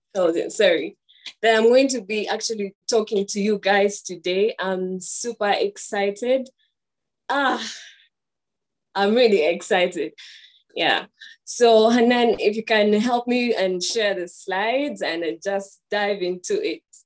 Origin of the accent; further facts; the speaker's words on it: Uganda; I am from Uganda